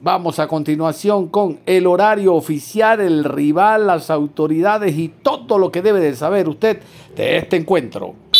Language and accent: Spanish; Ecuador; como ecuatorianos